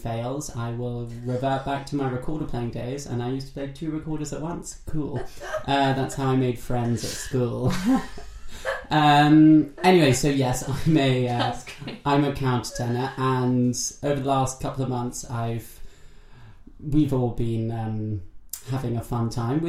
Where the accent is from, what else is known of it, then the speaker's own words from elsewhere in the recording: London, United Kingdom; Hello, nice to meet you. I'm 27 years old. I was born in London. I've never moved from London.